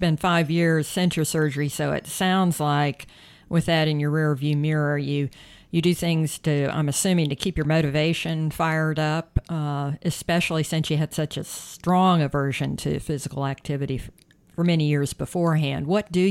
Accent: South Carolina, United States; I'm from South Carolina and I know humidity right.

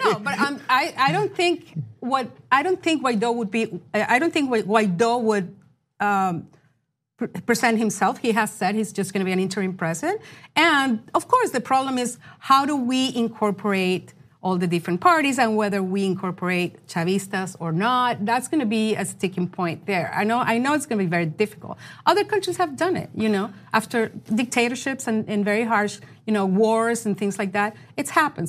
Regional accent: Venezuela; moved away; I grew up in Venezuela in another time in the 70s and 80s

